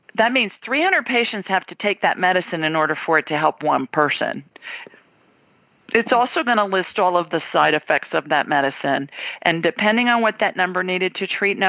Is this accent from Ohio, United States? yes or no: yes; Columbus, Ohio, United States; moved away; Columbus, my hometown